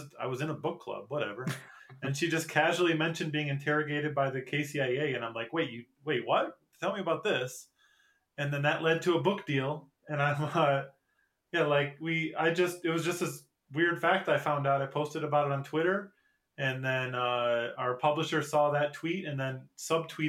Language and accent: English; Michigan, United States; moved away as an adult; now in South Korea; I came from Michigan.